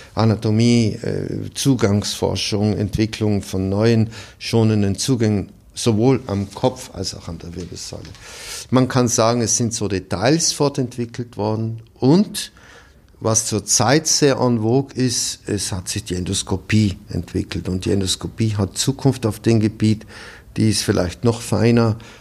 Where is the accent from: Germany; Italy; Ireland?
Italy; South Tyrol, Trentino-Alto Adige; moved away as an adult; also born or lived in Cleveland, Ohio, United States; now in Salzburg, Austria; in meiner Heimat in Südtirol